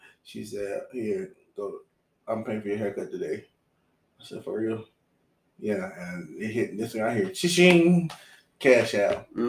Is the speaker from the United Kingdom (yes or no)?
no; Charlotte, North Carolina, United States; I'm just from Charlotte.